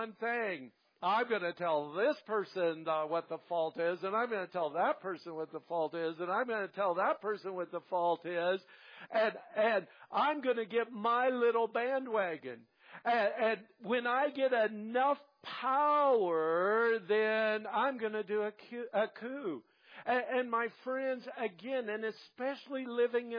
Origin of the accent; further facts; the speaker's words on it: Kansas, United States; when I was raised in Kansas and I went to public school